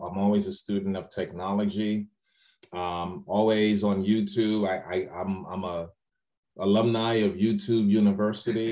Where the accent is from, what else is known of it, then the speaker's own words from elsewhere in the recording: New York City, New York, United States; moved away as an adult; also born or lived in Trinidad (family); now in Largo, United States; my family's from Trinidad and I was born and raised in the Bronx, New York